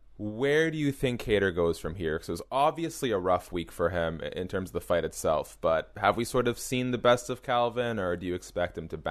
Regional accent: Montreal, Quebec, Canada; born there; I was born in Montreal, Quebec, Canada.

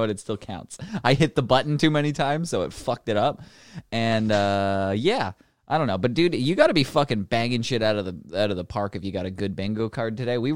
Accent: Canada; I'm not. I'm not gay. I'm just Canadian.

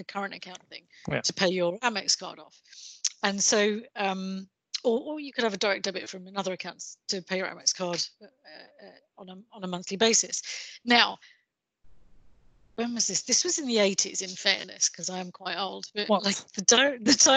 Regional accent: England, United Kingdom; accent: English; my English accent

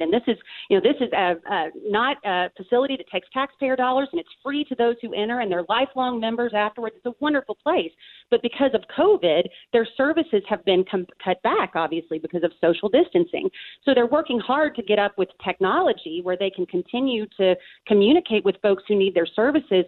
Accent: Kentucky, United States; my home state of the Commonwealth of Kentucky

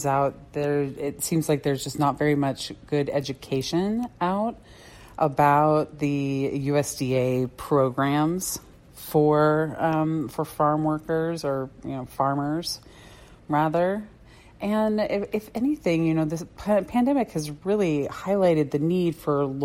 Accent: Tucson, Arizona, United States; now in Mesa, United States; I grew up in Tucson.

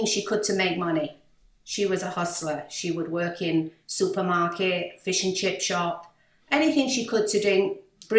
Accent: Manchester, North West England, United Kingdom; accent: British; moved away as an adult; also born or lived in Malaysia / New York, United States; now in Miami, United States; growing up in Manchester as a teenager

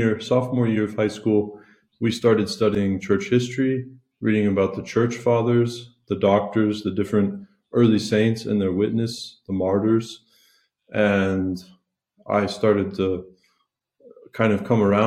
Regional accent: South Carolina, United States; moved away as an adult; now in Italy; I'm originally from South Carolina. I grew up not Catholic

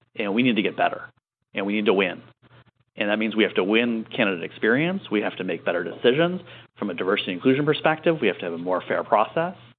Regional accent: Michigan, United States; also born or lived in San Francisco; now in New York, United States; I grew up in Michigan

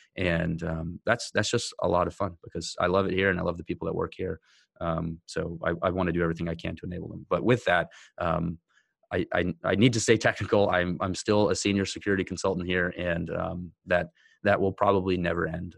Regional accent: United States; a white guy growing up in America

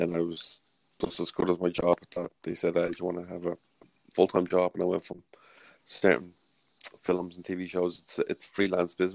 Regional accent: Ireland; accent: Irish; my Irish accent

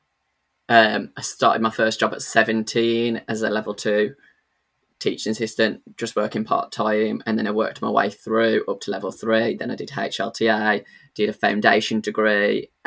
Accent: the Black Country, West Midlands, United Kingdom; I'm from the Black Country

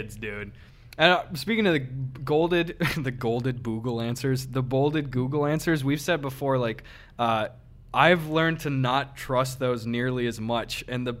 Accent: Midwest, United States; I grew up with Samoas in the Midwest.

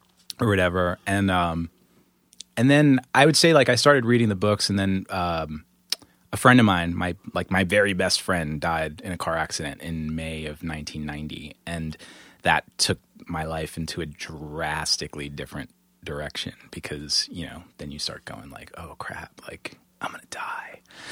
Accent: Queens, New York, United States; Yeah. I grew up in Queens.

